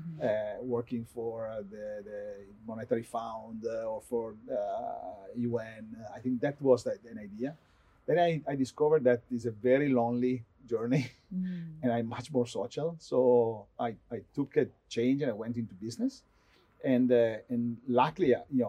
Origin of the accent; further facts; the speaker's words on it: Vicenza, Veneto, Italy; I grew up in a town close to Venice, mm-hmm. Called Vicenza